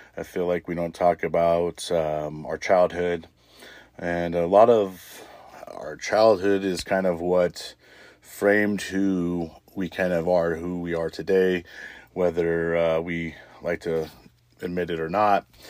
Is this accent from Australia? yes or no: no; Little Rock, Arkansas, United States; when I grew up there in Little Rock